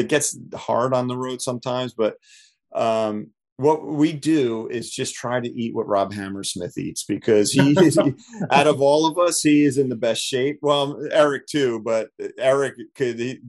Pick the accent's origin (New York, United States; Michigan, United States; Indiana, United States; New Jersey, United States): New Jersey, United States; Toms River; moved away; We're from Jersey, and we were in Toms River, New Jersey